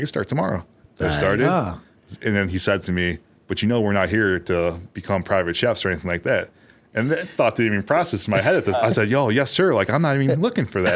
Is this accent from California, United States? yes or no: no; Elmhurst, Illinois, United States; from Elmhurst, Illinois.